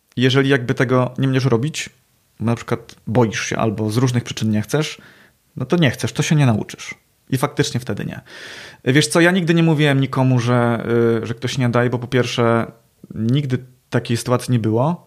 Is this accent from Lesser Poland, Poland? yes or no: no; Poznań area, Greater Poland, Poland; accent: Poznań melody